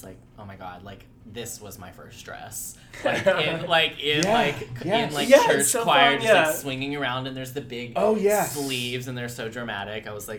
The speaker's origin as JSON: {"language": "English", "region": "Kentucky", "country": "United States", "tie": "born or raised there", "said": "I grew up in Kentucky."}